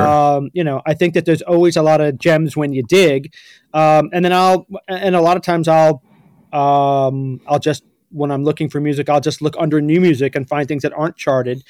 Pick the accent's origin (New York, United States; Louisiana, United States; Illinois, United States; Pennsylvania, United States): New York, United States; New York City; growing up in New York City